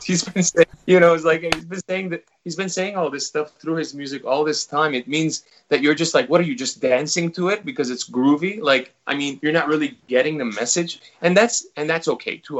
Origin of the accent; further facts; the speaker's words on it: Los Angeles, California, United States; moved away as an adult; now in New Zealand; my parents, my all my friends, and everyone I grew up with is in Los Angeles